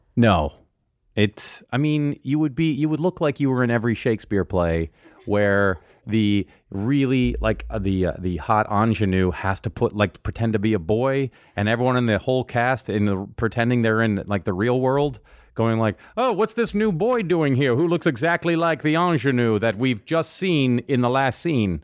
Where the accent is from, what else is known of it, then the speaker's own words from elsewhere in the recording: Mercer Island, Washington, United States; moved away; I grew up on Mercer Island